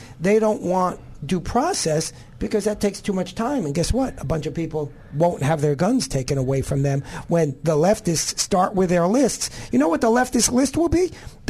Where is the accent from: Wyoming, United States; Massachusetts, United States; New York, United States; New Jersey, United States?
New York, United States; moved away; I'm originally from New York, so I have to know how to parallel park.